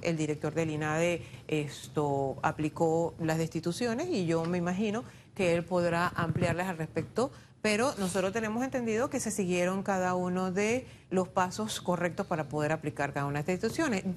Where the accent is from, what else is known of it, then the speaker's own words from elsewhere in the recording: Panama; todos somos panameños